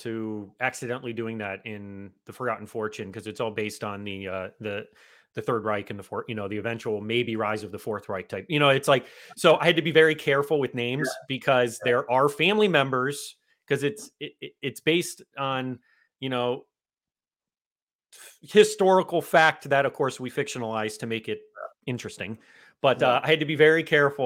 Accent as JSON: {"language": "English", "region": "South Florida", "country": "United States", "tie": "born or raised there", "said": "that's where I've been my whole life"}